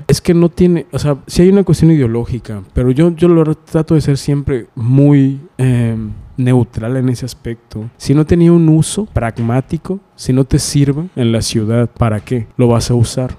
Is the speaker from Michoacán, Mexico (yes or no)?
no; Mérida, Yucatán, Mexico; moved away; Yo soy de Mérida.